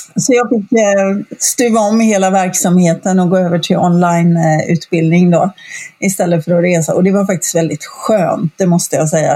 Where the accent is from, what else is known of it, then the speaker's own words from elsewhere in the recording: Gothenburg, Västra Götaland, Sweden; also born or lived in Stockholm; jag eh, sitter just nu på västkusten i Sverige, i Göteborg, som är min hemstad egentligen